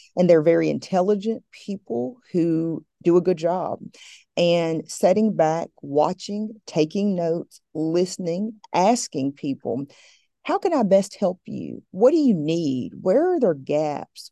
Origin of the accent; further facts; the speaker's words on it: Appalachia, Southwest Virginia, United States; I'm from the Blue Ridge Mountain Range of Appalachia, from Southwest Virginia